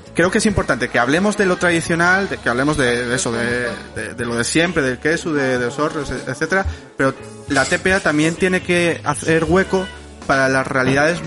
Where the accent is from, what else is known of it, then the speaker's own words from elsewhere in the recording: Morcín, Asturias, Spain; yo soy de Morcín